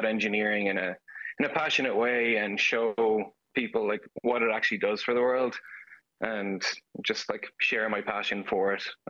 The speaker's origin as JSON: {"language": "English", "town": "Galway", "region": "Connacht", "country": "Ireland", "moved": "as an adult", "lives_now": "Texas, United States", "said": "I'm from Galway, Renmore specifically"}